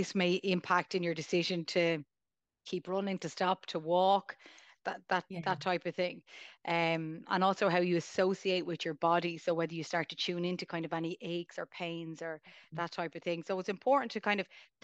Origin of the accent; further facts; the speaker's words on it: Dublin, Leinster, Ireland; I'm from Dublin